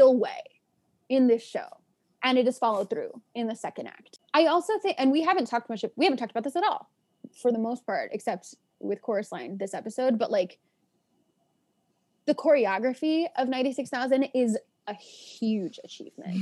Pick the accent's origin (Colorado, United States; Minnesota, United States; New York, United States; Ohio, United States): New York, United States; New York City; I was born and raised in Washington Heights. My parents live in the same apartment that they've lived in since the 80s